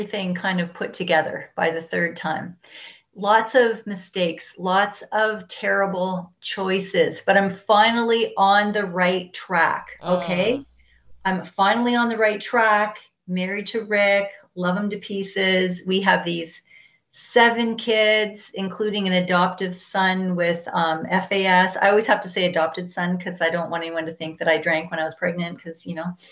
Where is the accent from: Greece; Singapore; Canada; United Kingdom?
Canada; Ontario; So I was born in Ontario. I'm from Canada. I was born on a farm, or I was raised on a farm